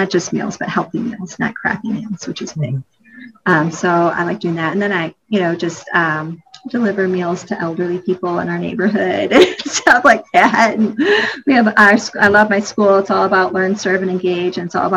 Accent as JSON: {"language": "English", "town": "Detroit", "region": "Michigan", "country": "United States", "tie": "born or raised there", "moved": "yes", "lives_now": "Charlotte, United States", "said": "when we grew up in Detroit, Michigan, we moved down here and outside of Charlotte, and I think in 97"}